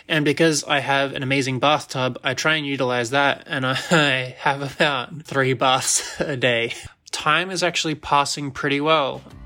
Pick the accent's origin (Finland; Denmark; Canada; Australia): Australia; Sydney, New South Wales; moved away as an adult; now in New Jersey, United States; where my family lives, my home town, my home city